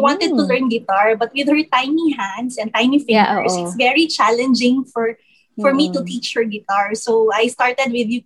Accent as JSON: {"language": "English", "town": "Davao City", "region": "Davao Region", "country": "Philippines", "moved": "as an adult", "lives_now": "Pasig, Philippines", "said": "I'm from Davao, but I'm based here in Pasig already because right after graduation, I found work here in Metro Manila"}